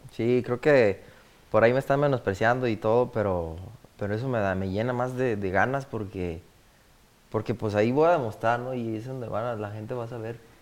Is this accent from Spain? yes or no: no; Guadalajara, Jalisco, Mexico; also born or lived in La Palma; soy nacido pues en Guadalajara